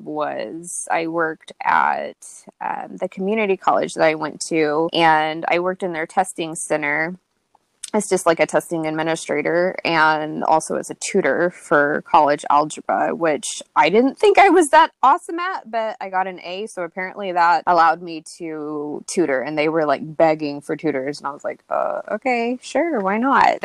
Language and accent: English; Yukon, Oklahoma, United States; moved away as an adult; now in Michigan, United States; I grew up in Yukon, Oklahoma. So I currently live in Michigan, but most of my life I grew up in Oklahoma.